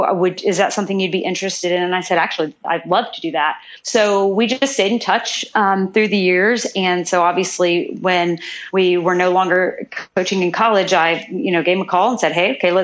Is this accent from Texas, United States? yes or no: yes; Houston, Texas, United States; I'm from Houston, Texas. And if you know any Texans, we're very, very, very proud of where we're from